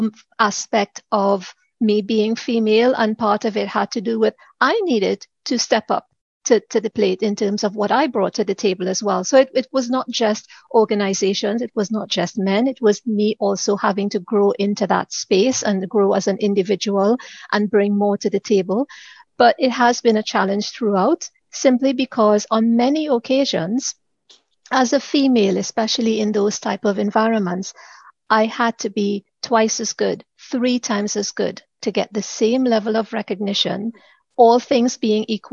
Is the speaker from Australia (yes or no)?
no; Trinidad & Tobago; moved away as an adult; now in United Kingdom; I am originally from the Caribbean, Trinidad to be exact